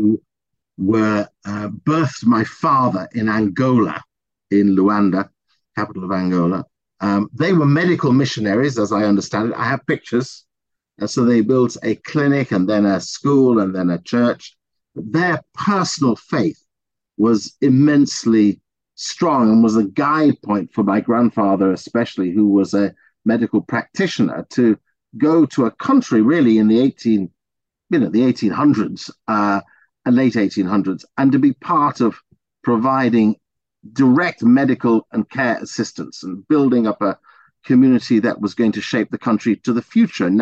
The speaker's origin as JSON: {"language": "English", "region": "England", "country": "United Kingdom", "tie": "born or raised there", "said": "But I was born in England."}